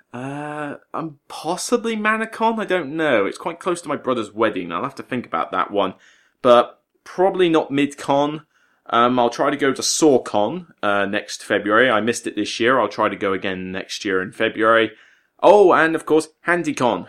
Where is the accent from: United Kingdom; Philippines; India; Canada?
United Kingdom; West Country, South West England; accent: West Country; now in Portsmouth, United Kingdom; back to the West Country, my neck of the woods where I just feel a bit more at home